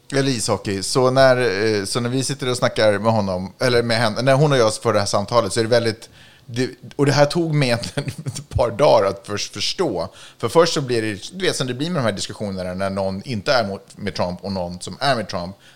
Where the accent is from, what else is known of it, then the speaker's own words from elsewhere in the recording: Sweden; jag är ju svensk